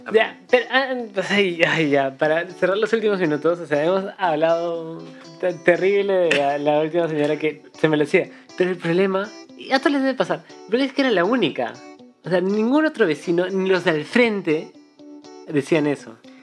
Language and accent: Spanish; Cusco, Peru; now in Lima, Peru; me mudé a Lima y. Porque somos de Cusco